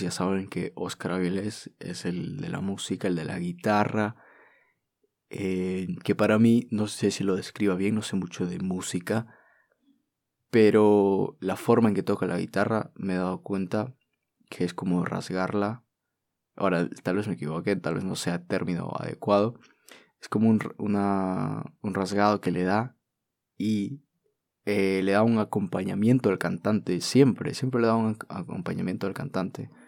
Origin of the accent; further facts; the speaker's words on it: Peru; peruano, de haber nacido aquí